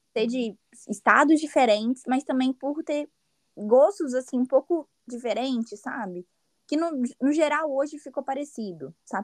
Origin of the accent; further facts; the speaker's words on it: Espírito Santo, Brazil; first language Portuguese; moved away as an adult; now in United States; eu sou capixaba